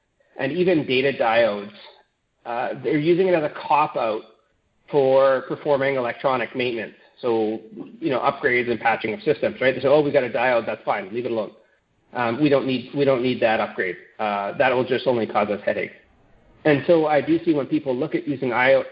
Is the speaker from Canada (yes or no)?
yes; Canada; as a Canadian